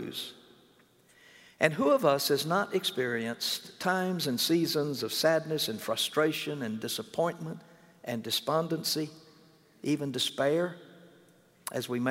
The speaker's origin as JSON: {"language": "English", "region": "Mississippi", "country": "United States", "tie": "born or raised there", "moved": "as an adult", "lives_now": "North Carolina, United States", "said": "When I was growing up in Mississippi"}